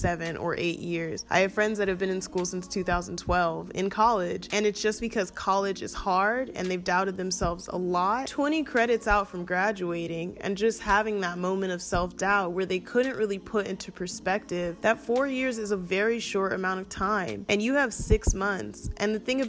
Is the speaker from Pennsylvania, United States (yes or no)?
no; Atlanta, Georgia, United States; moved away; also born or lived in Oakland, California; I'm from Atlanta